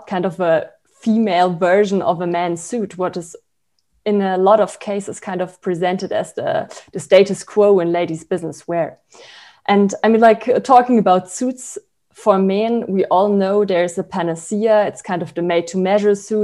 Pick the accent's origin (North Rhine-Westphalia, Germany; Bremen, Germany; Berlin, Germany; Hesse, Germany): Berlin, Germany; English is a second language; also born or lived in Freiburg, Germany / St. Gallen, Switzerland; I was born in Freiburg in Germany, and then I grew up in Berlin